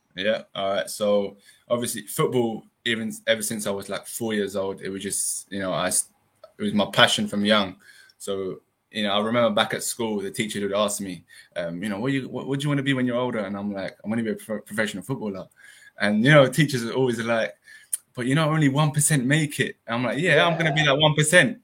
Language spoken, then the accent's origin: English; London, United Kingdom; moved away as an adult; Originally my parents are from Iran, but yeah. obviously I've been brought up in the in the UK